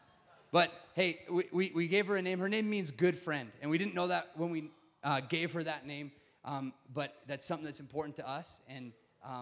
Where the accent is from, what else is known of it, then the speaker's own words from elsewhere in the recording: Sundre, Alberta, Canada; moved away as an adult; also born or lived in San Diego, California; now in Calgary, Canada; I grew up in Sundre. I'm a small town Alberta boy.